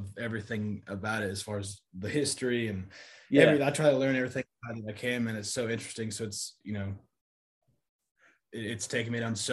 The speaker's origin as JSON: {"language": "English", "town": "Bradford", "region": "Texas", "country": "United States", "tie": "born or raised there", "said": "I grew up in Bradford, Texas"}